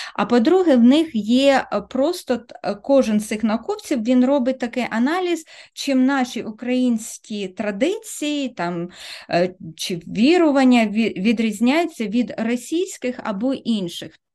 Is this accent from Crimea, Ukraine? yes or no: no; Kryvyi Rih, Dnipropetrovsk Oblast, Ukraine; now in Australia; Я народилася, виросла в Кривому Розі, це російське мовне місто